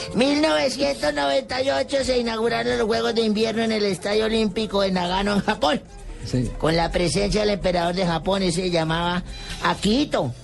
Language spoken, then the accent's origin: Spanish; Anolaima, Cundinamarca, Colombia; moved away; en mi pueblo natal, Anolaima